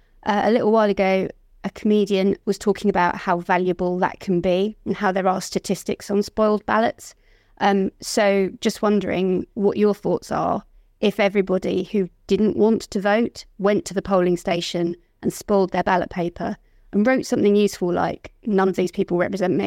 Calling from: Malvern, West Midlands, United Kingdom; I'm calling you from Malvern in the Midlands.

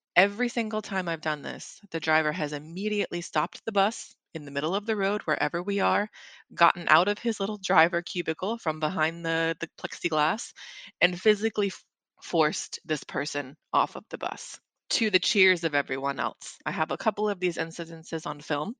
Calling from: London, United Kingdom; moved away; I am calling you from London, England

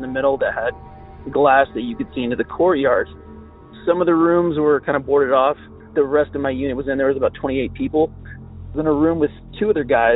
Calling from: Utah, United States; I'm calling you from Utah.

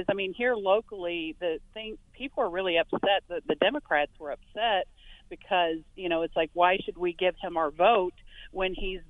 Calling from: Franklin, New Hampshire, United States; I'm from New Hampshire, and I'm from Franklin.

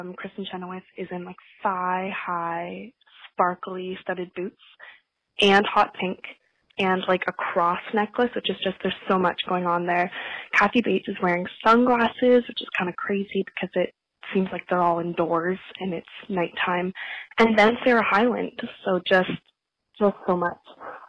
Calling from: Toronto, Ontario, Canada; I'm calling from Toronto, Canada

